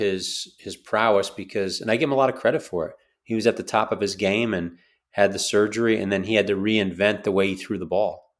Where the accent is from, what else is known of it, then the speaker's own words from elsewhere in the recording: New York, United States; I grew up in New York